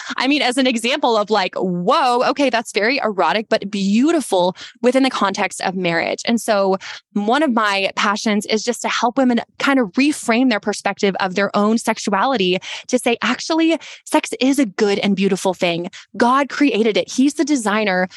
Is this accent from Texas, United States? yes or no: yes; Texas, United States; we're also from Texas and we're very tall